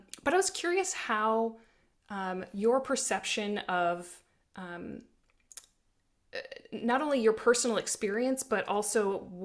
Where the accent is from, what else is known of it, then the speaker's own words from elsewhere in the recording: South Dakota, United States; growing up in South Dakota